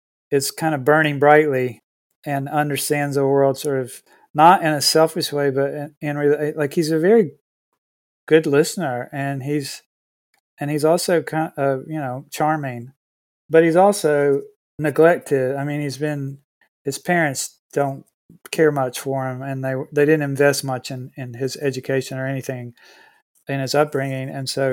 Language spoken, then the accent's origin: English; Siler City, North Carolina, United States; born there; I was born in Siler City.